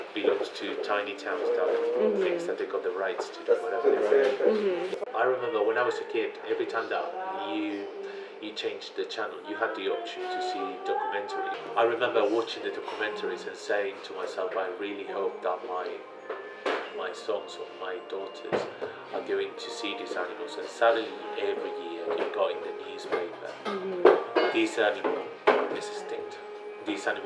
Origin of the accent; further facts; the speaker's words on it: Granada, Andalusia, Spain; English is a second language; moved away as an adult; now in Oxford, United Kingdom; My hometown is Granada